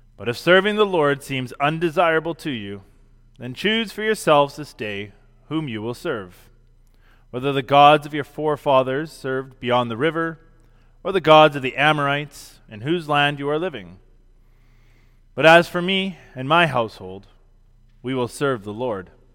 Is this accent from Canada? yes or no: yes; Canada; Being a Christian is more fundamental to my identity than being Canadian